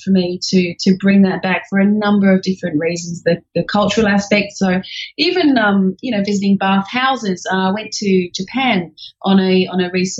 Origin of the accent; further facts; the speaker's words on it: England, United Kingdom; accent: Australian; now in Australia; I'm actually English, so that's the undertone that you can hear underneath my Australian accent.